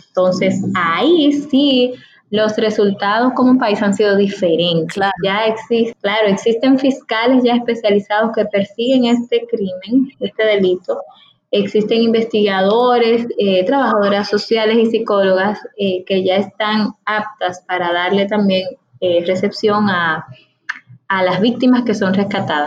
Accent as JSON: {"language": "Spanish", "country": "Dominican Republic", "said": "mi país, para el Estado Dominicano"}